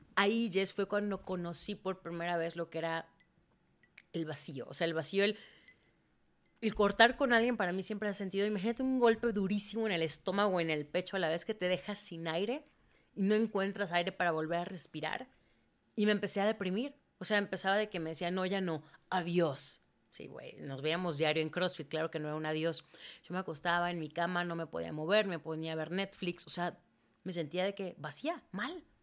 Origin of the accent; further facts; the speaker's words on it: Mérida, Yucatán, Mexico; also born or lived in Mexico City; Yo nací en Mérida, crecí en Mérida